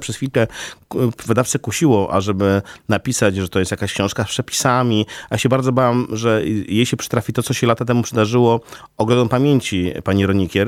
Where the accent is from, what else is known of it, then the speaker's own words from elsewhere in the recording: Białystok, Podlaskie Voivodeship, Poland; moved away as an adult; now in Warsaw, Poland; jestem z urodzenia białostoczaninem